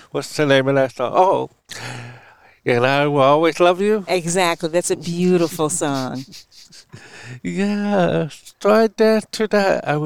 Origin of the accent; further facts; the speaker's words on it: Oakland, California, United States; happiest time I still growing up in Oakland, California. My mother … was single mom who took care of us five.